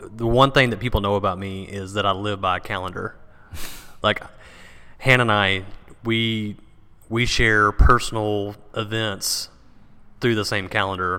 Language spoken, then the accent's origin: English; Paris, Texas, United States; I was born in Paris, Texas